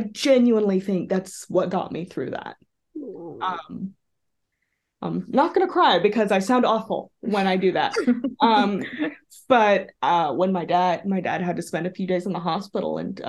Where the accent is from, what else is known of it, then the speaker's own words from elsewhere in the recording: Texas, United States; a very liberal kid with very liberal parents growing up in Texas